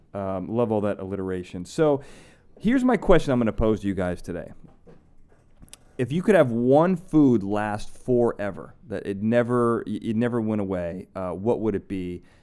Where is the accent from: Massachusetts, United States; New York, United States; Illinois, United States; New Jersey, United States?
Illinois, United States; Chicago; moved away; I'm from Chicago